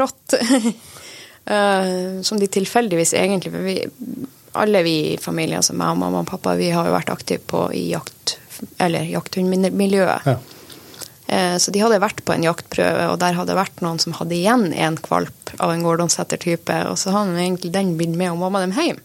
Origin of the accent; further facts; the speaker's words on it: Saltdalen, Nordland, Norway; det er jo der jeg vokste opp